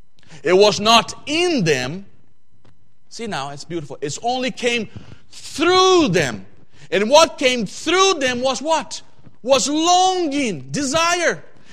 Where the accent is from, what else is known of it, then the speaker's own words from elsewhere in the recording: Brazil; English is a second language; When I come here from Brazil, we don't have that kind of seasons that you guys have here.